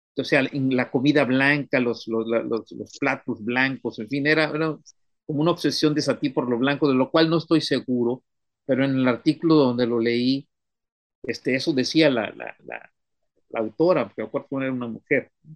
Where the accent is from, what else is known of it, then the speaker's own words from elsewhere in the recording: Miramar beach, Tamaulipas, Mexico; de la playa de Miramar, de donde yo soy